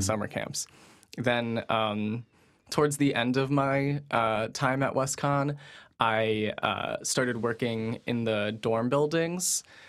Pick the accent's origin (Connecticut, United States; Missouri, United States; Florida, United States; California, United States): Connecticut, United States; New Fairfield; I'm from New Fairfield